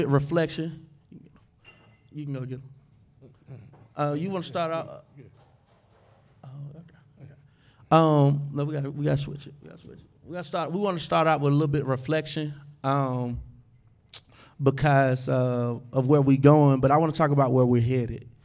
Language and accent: English; Monroe, Georgia, United States; moved away; I'm from Monroe, Georgia